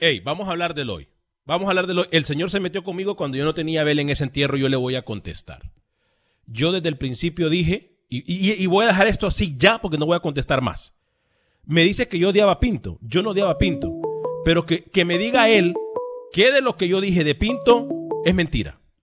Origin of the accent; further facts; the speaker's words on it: Honduras; su servidor de Honduras